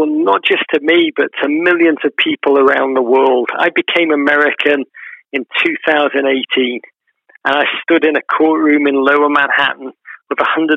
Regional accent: Liverpool, North West England, United Kingdom; I grew up in Liverpool in the 1980s

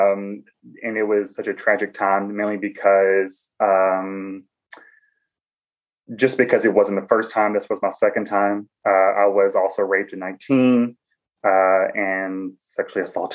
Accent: Cookeville, Tennessee, United States; accent: Southern; moved away as an adult; now in Washington, D.C., United States; I am originally from Tennessee. I'm from a small college town

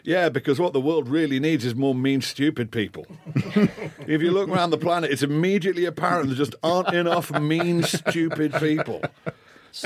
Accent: Liverpool, North West England, United Kingdom; moved away; also born or lived in Scotland; growing up in Liverpool, spent most of my formative years in Scotland

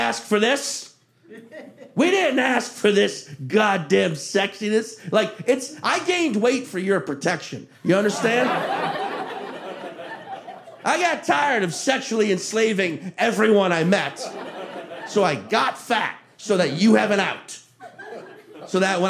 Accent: Chalmette, Louisiana, United States; also born or lived in Slidell, Louisiana; I grew up in Chalmette, Louisiana

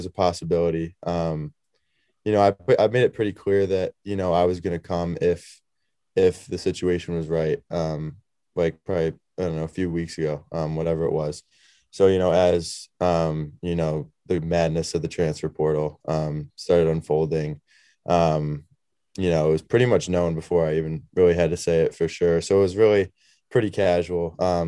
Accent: Syracuse, New York, United States; moved away; my hometown too, you know, home city. You know, I love Syracuse

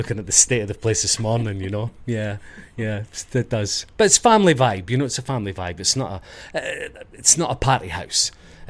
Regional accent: Dundee, Scotland, United Kingdom; now in Ibiza, Spain; I'm from Dundee on the east coast. I'm from there, just north of Edinburgh, south of Aberdeen. We're in the middle. The Sunshine City. We have lots of sunshine there. I think it's the sunniest place in the UK, I believe.

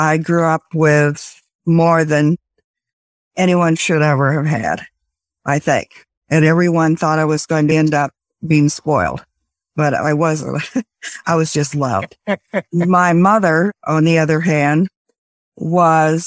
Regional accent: Hutchinson, Kansas, United States; I was born and raised in Kansas in a town called Hutchinson, right in the very center

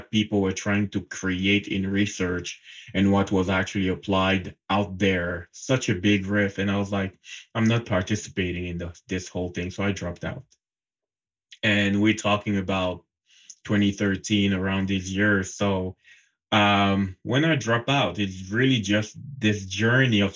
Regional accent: Cameroon; moved away as an adult; I was born and raised in Cameroon. It's a country in Central Africa. Mm-hmm. And up until the age of 24, I was living there.

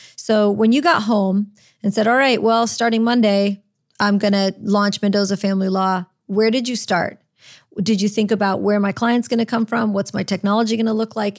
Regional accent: Orlando, Florida, United States; moved away as an adult; also born or lived in Chicago; now in New Orleans, United States; I was raised in Orlando. I, I was originally born in Chicago, but we moved to Orlando

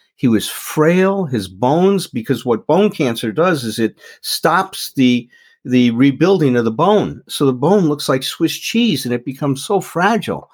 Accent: Chicago, Illinois, United States; moved away as an adult; now in Doylestown, United States; I grew up in Chicago. So I'm from the Midwest

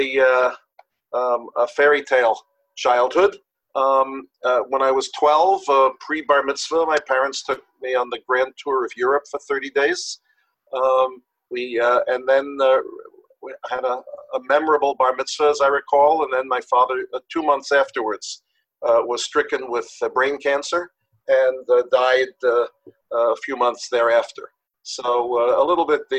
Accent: Yonkers, New York, United States; also born or lived in Riverdale, New York; I was born in Riverdale. I was raised in Yonkers, New York

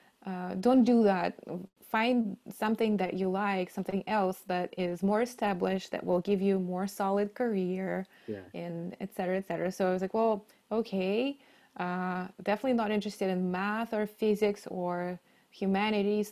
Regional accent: Novosibirsk, Novosibirsk Oblast, Russia; moved away; I grew up in the middle of Russia, which technically is Siberia. In the town called Novosibirsk

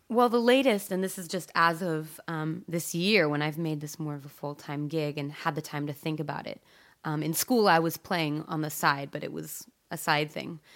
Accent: Eugene, Oregon, United States; I grew up in Eugene

